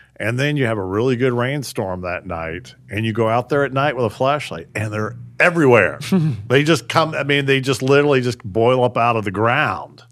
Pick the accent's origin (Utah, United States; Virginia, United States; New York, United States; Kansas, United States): Virginia, United States; Newport News; I grew up in Newport News back when Newport News was pretty rural area